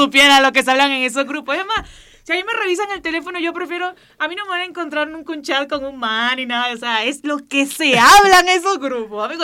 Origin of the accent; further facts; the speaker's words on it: Barranquilla, Atlántico, Colombia; accent: costeño; los costeños nos comamos las últimas palabras, así que si ustedes ven que yo me como las palabras al final, es porque soy barranquillera